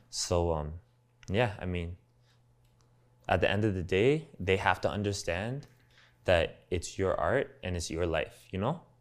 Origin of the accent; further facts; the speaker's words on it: Toronto, Ontario, Canada; accent: Toronto slang; also born or lived in Los Angeles, United States; the Toronto slang that was just so ingrained in me, just growing up in Scarborough and just being with my homies all day